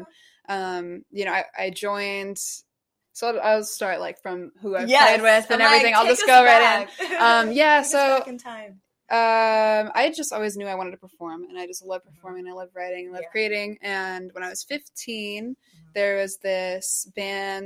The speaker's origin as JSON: {"language": "English", "area": "Bay Area", "region": "California", "country": "United States", "tie": "born or raised there", "also_born_or_lived": "Seattle, Washington / Florida", "said": "I grew up in Florida. And then right before I turned 10, we moved to the Bay Area"}